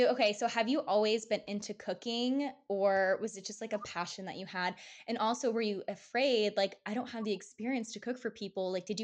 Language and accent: English; California, United States; I'm from California and we have so much Mexican influence in that state. Like, I grew up I love Mexican culture.